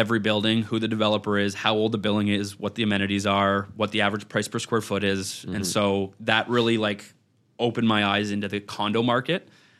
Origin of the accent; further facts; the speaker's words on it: Ottawa, Ontario, Canada; moved away as an adult; now in Toronto, Canada; I'm from Ottawa originally.